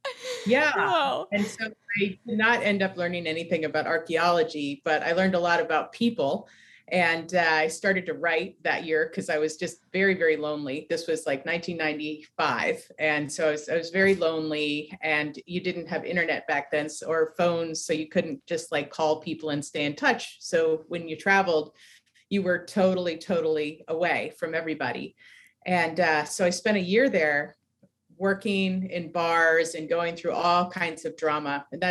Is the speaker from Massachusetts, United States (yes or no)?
no; Ketchikan, Alaska, United States; born there; moved away as an adult; also born or lived in all over the U.S.; Okay, so I was born in Alaska, in Ketchikan, Alaska, and I grew up all over the U.S. My dad worked for Amtrak, and so we moved around a lot, fixing up the railroad. I moved to California when I was 19.